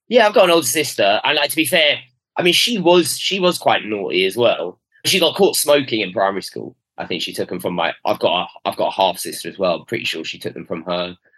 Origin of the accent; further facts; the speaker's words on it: London, United Kingdom; I was brought up in North London, uh, sort of Queen's Park